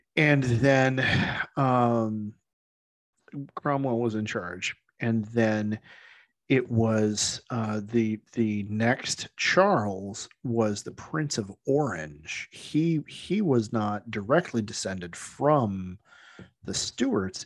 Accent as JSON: {"language": "English", "region": "Scotland", "country": "United Kingdom", "said": "I say that speaking as a Scot"}